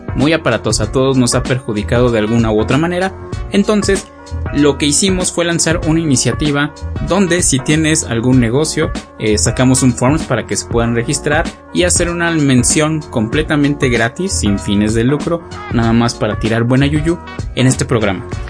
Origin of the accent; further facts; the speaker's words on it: Mexico; nosotros como mexicanos